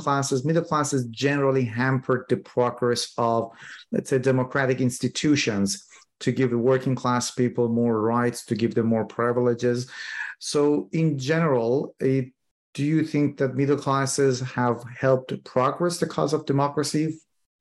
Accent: Iran; Iran, which is my home country

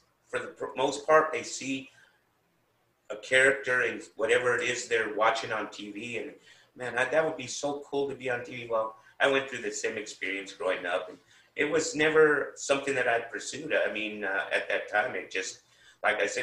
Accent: San Bernardino, California, United States; also born or lived in Bloomington, California / Fontana, California; I was born in San Bernardino, and as a young man, I went to school here, and then my parents decided to move to Bloomington/Fontana

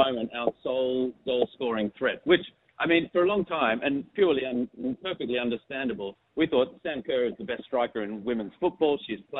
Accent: Canberra, Australian Capital Territory, Australia; moved away as an adult; also born or lived in Sydney; No, I'm from Canberra. Born in Sydney, grew up in Canberra, but have been living overseas for a long time, basically since 2000.

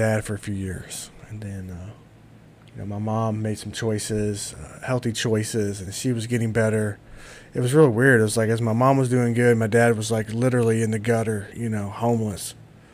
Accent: Louisville, Kentucky, United States; also born or lived in Shepherdsville, Kentucky / Bullitt County, Kentucky; I grew up back and forth between Shepherdsville and Louisville

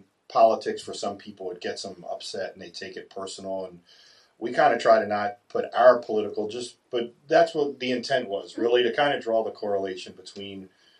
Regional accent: Catonsville, Maryland, United States; my whole family's from Catonsville. I grew up in Catonsville. All my friends are in Catonsville

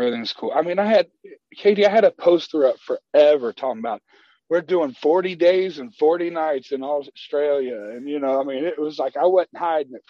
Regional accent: United States; We're blues musicians from America

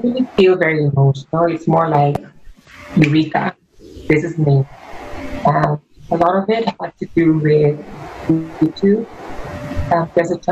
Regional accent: Singapore; I'm from Singapore

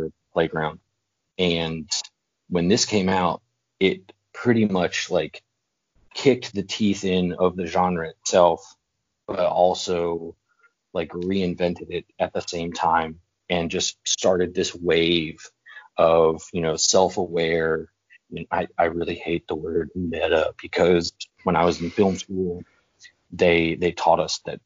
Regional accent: Wilmington, North Carolina, United States; moved away; my hometown of Wilmington, North Carolina

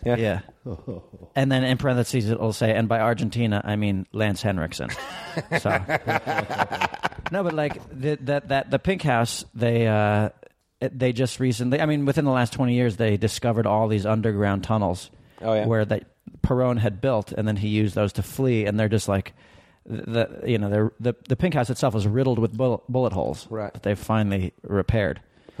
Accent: New York City, New York, United States; Born in Manhattan.

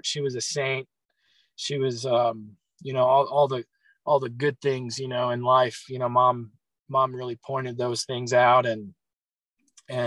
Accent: Chicago, Illinois, United States; I grew up in Chicago, not downtown or nothing. So I grew up mainly out in the cornfields.

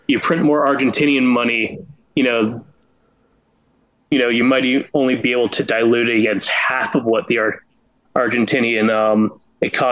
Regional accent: Canada; I'm Canadian

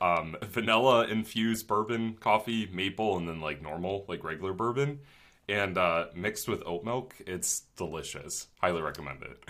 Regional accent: Twinsburg, Ohio, United States; my hometown of Twinsburg, Ohio

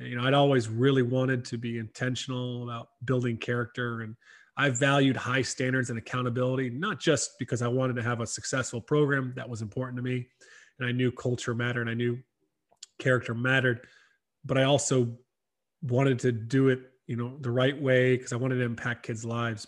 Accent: South Carolina, United States; moved away as an adult; also born or lived in Ireland; I grew up in South Carolina, not too far from you

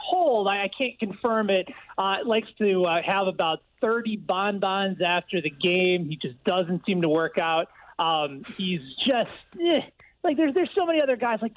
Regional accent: Chicago, Illinois, United States; also born or lived in Indiana; I grew up in the Chicago area

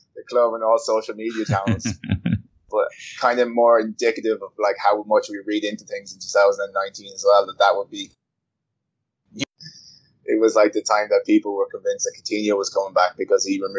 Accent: Ireland; I'm Irish

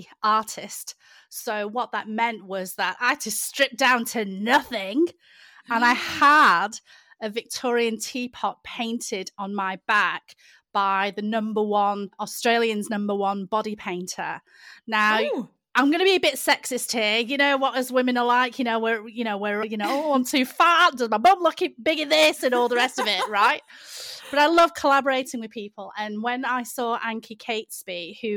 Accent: United Kingdom

